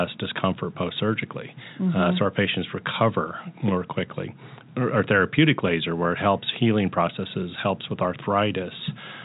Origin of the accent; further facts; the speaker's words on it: the Northland, Missouri, United States; I'm born and raised in the Northland